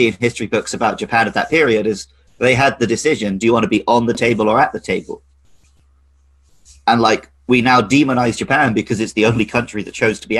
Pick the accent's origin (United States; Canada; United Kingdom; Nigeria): United Kingdom; because I grew up in the West